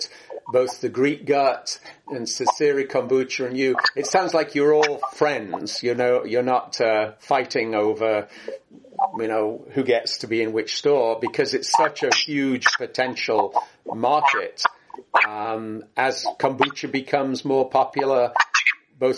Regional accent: England, United Kingdom; now in California, United States; I grew up in England where Marmite originated

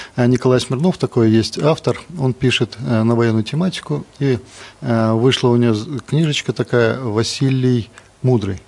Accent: Belarus; Мы же белорусы, мы соседняя страна

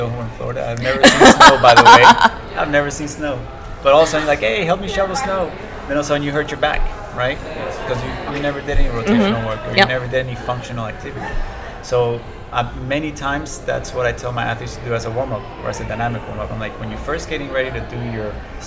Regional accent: Colombia; now in United States; I'm from Colombia, so I've lived in other places

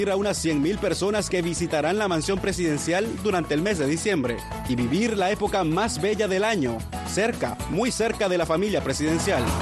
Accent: Peru; Somos de Perú.

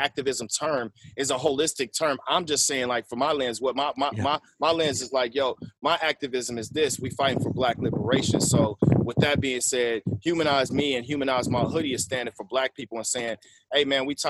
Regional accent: Waterloo, Iowa, United States; I'm originally from Waterloo, Iowa, born and raised

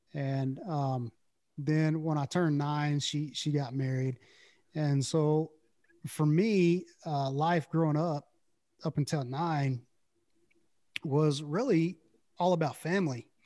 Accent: Brownwood, Texas, United States; also born or lived in Early; I grew up in a little town called Brownwood

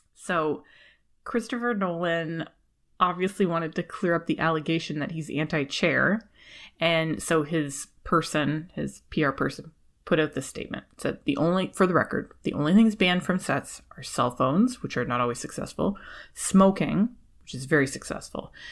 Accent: Canada; I was born and raised in Canada

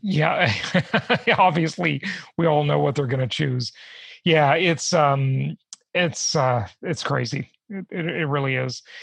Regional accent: Los Angeles, California, United States; moved away; los angeles where i grew up

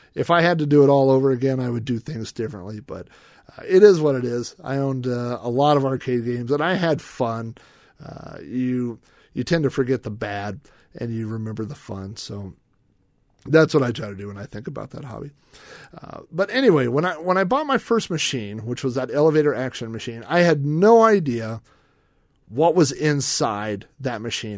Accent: Yukon, Oklahoma, United States; I grew up in Yukon, Oklahoma

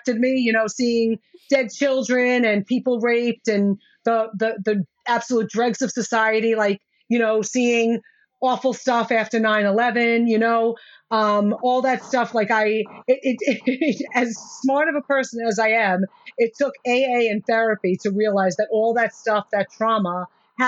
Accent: New York City, New York, United States; I am from the Bronx in New York City

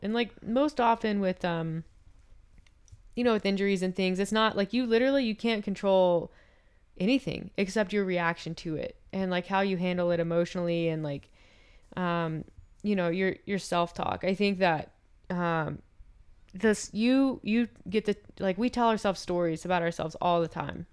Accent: the South, United States; now in Calgary, Canada; I'm from the South

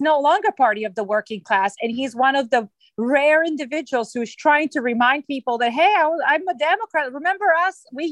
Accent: Belgrade, Serbia; now in Maryland, United States; I was born in Yugoslavia, and the country does not exist any longer. So I was born in Belgrade

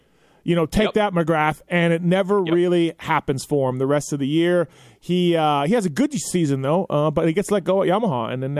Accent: Canada; growing up in Canada, I'm in Canada

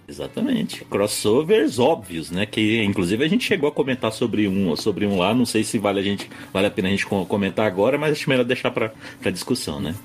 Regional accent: Brasília, Federal District, Brazil; Eu sou de Brasília

